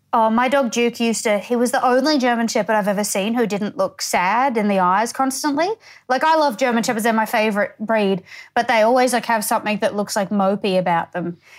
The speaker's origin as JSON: {"language": "English", "town": "Townsville", "region": "Queensland", "country": "Australia", "tie": "born or raised there", "also_born_or_lived": "Tully, Queensland", "said": "I'm from Townsville"}